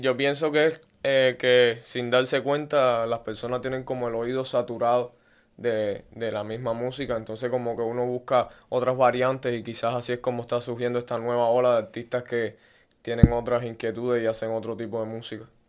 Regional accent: Havana, Cuba; moved away as an adult; soy un artista cubano nacido en La Habana

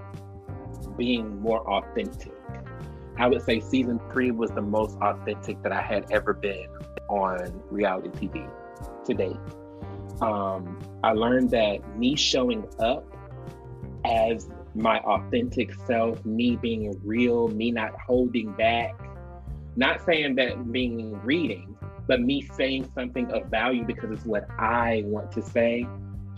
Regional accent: Decatur, Georgia, United States; also born or lived in Atlanta; now in Dallas, United States; I'm just from Decatur, Georgia, the hood

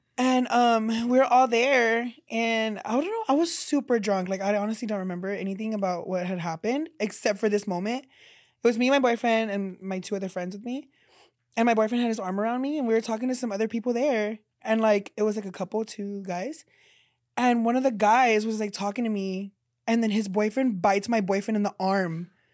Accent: San Antonio, Texas, United States; my hometown in San Antonio

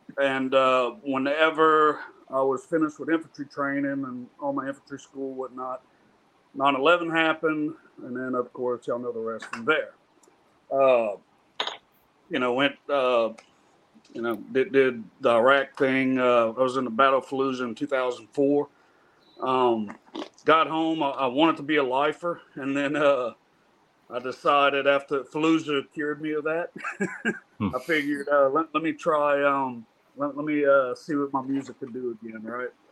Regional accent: near Vermilion Bay, South Louisiana, United States; I'm from South Louisiana, right off of Bermingham Bay, about 30 minutes south of Lafayette, Louisiana

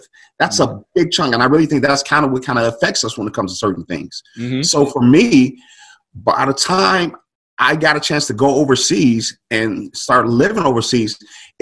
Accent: Chicago, Illinois, United States; moved away as an adult; also born or lived in England; I was from the South Side of Chicago

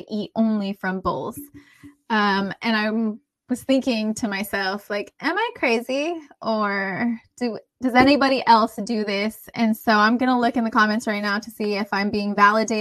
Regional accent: United States; I'm from here. Like I'm American.

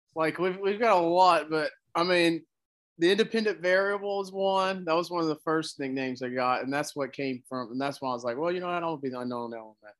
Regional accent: Fulton, Mississippi, United States; also born or lived in Tupelo, Mississippi; I'm from Fulton, Mississippi. Uh, I was born in Tupelo, but for the majority of my life, I was I've lived in Fulton and uh, Tupelo

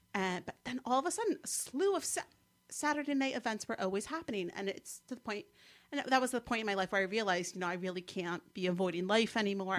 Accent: Mendham, New Jersey, United States; accent: Jersey; also born or lived in Morristown, New Jersey / College Park, Maryland; I grew up in Mendham, which is the town to the west

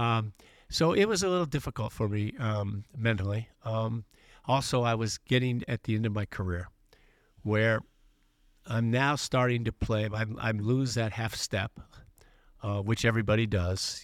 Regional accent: Los Angeles, California, United States; I was growing up in Los Angeles

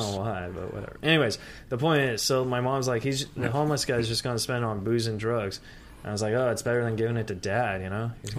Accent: San Antonio, Texas, United States; now in California, United States; But but no, I'm from Texas too. I'm from San Antonio.

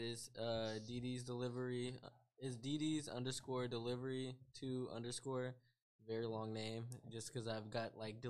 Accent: Antioch, California, United States; now in Stockton, United States; I'm not even originally from Stockton, I came from Antioch

